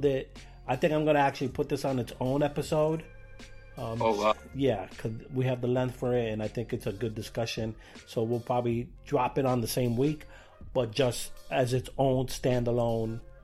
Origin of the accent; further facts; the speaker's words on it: New York City, New York, United States; I grew up here in New York and Brooklyn